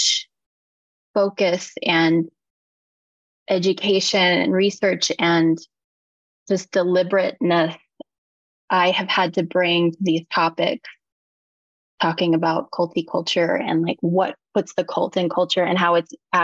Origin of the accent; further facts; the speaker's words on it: Eskridge, Kansas, United States; adjacent to a very small town, which was my mother's hometown of Eskridge, Kansas.